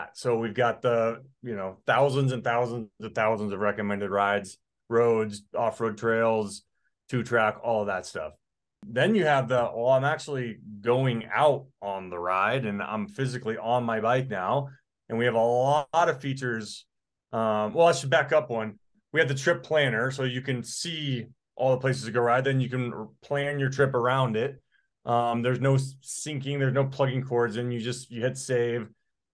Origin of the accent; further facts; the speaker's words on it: Colorado, United States; I'm from Colorado